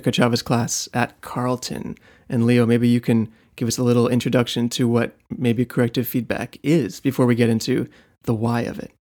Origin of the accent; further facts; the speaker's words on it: Poland; I'm from Poland